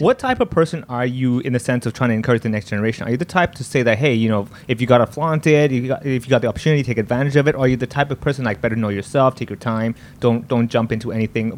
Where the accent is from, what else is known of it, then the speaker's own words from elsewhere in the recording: Hong Kong; growing up here being Indian, people think I don't speak Cantonese